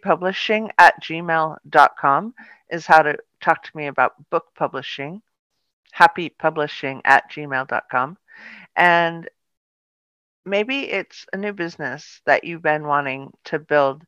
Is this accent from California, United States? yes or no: yes; Palo Alto, California, United States; also born or lived in Sausalito, California; I grew up in a really beautiful town. And it was called Palo Alto